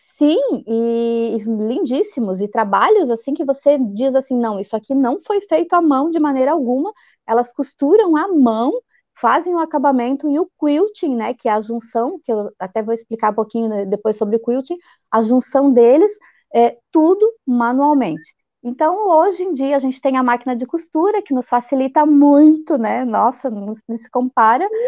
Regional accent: Blumenau, Santa Catarina, Brazil; eu sou de Blumenau, Santa Catarina, e ah. aqui a nossa terrinha é a terra da Oktoberfest

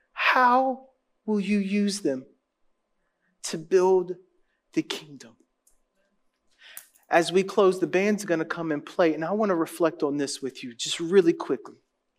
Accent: Louisiana, United States; I grew up, I was born in New Orleans, and I grew up 60 miles north of New Orleans. In a tiny little town with 4,000 people and 40,000 cows where everybody's in your business.

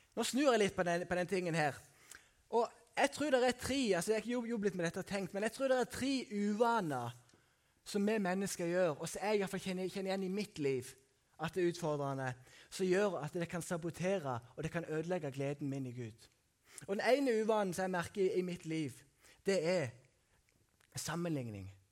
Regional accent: Sunndalsøra, Møre og Romsdal, Norway; moved away; på Haua som jeg kommer fra, eller Sukna som jeg kommer fra

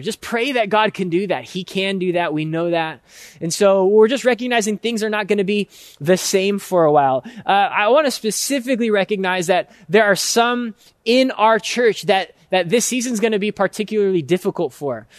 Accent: United States; for us as American Christians

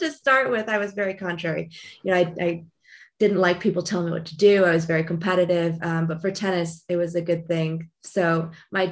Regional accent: Long Beach, California, United States; I was born and raised in Long Beach, California

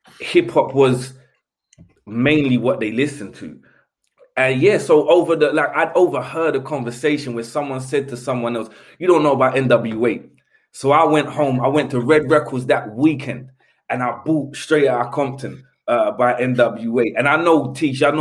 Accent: London, United Kingdom; The place where I grew up in Elephant was quite famous for like burglars.

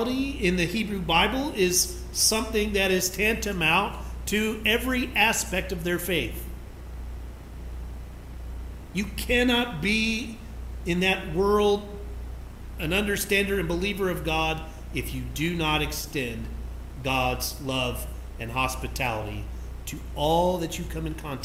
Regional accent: McAlester, Oklahoma, United States; I grew up in McAllister

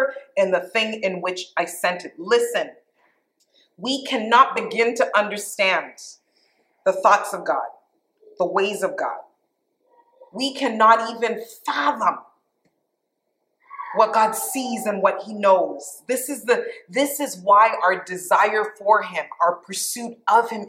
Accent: Canada; moved away as an adult; also born or lived in Toronto; now in United States; I'm Canadian. I'm now American, too, so I'm a dual citizen.

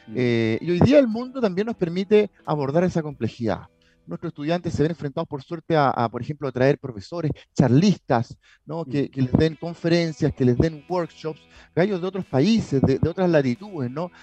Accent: Chile; also born or lived in London

